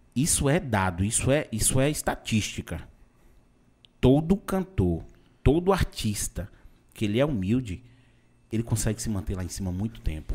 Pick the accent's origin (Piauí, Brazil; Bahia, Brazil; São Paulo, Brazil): Bahia, Brazil; Vitória da Conquista; eu sou de Conquista